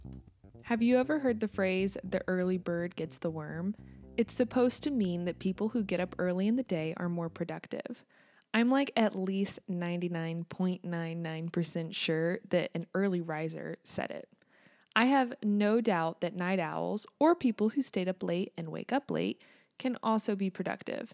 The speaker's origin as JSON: {"language": "English", "country": "United States", "also_born_or_lived": "Kansas"}